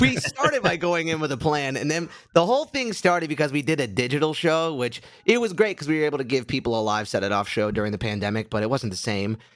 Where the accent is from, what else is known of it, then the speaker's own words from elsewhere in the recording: Orlando, Florida, United States; moved away; when I was growing up in Orlando